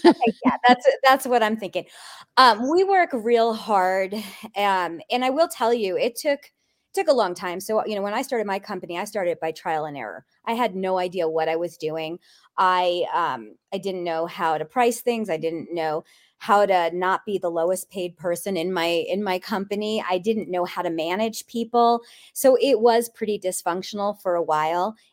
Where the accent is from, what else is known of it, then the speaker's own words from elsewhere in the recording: East Coast, United States; I grew up in the East Coast